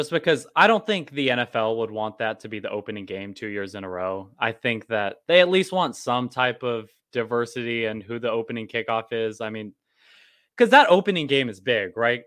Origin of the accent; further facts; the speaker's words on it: Dallas, Texas, United States; now in Austin, United States; I'm originally from Dallas.